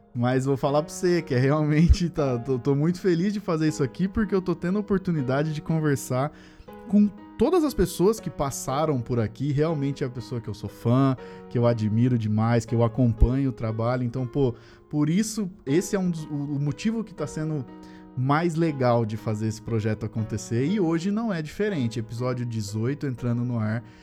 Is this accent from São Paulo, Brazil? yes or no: yes; Sumaré, São Paulo, Brazil; Eu sou de Sumaré